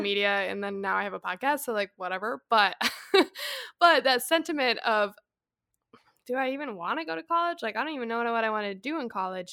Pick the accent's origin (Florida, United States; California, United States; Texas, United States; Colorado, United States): Colorado, United States; moved away as an adult; also born or lived in San Diego; I grew up in Colorado